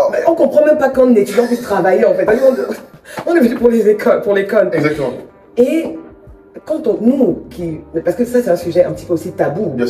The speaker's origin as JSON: {"language": "French", "country": "Cameroon", "accent": "Cameroonian", "moved": "yes", "lives_now": "France", "said": "Et mon accent, mhm. du camère, mhm. c'est"}